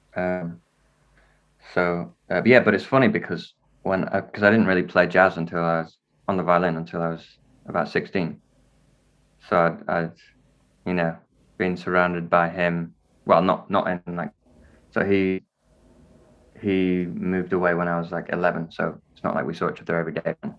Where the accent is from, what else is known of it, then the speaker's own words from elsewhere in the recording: Wakefield, Yorkshire and the Humber, United Kingdom; now in London, United Kingdom; I'm from Wakefield